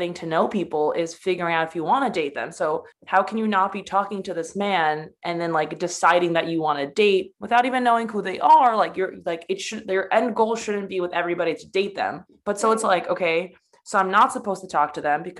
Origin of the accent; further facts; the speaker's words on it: United States; also born or lived in Poland; I'm from Poland. Well, I was born in America, but I was kind of raised super Polish and like my values are super Polish. And I mean, my whole family's from there